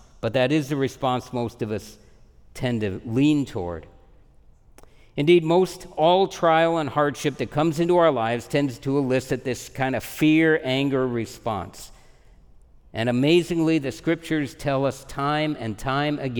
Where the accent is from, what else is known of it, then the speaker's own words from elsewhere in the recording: United States; I'm an American